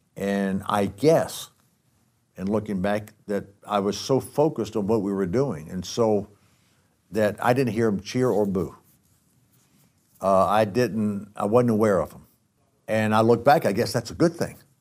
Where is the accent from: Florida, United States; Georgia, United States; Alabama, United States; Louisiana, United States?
Georgia, United States; Athens; I grew up in Athens, Georgia